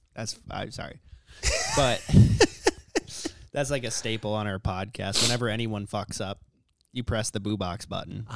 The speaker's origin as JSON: {"language": "English", "town": "Corcoran", "region": "Minnesota", "country": "United States", "tie": "born or raised there", "said": "when we grew up in Corcoran, Like, I always shot ducks after school."}